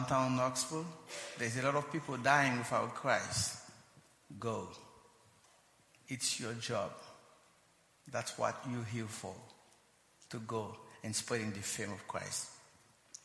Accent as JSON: {"language": "English", "country": "Haiti", "tie": "born or raised there", "also_born_or_lived": "United States", "said": "We're native Haitian. Both of us were born and raised in Haiti"}